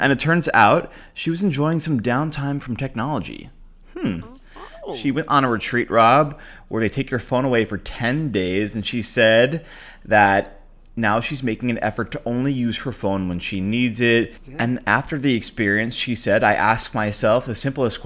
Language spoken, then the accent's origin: English; New York, United States; As a New Yorker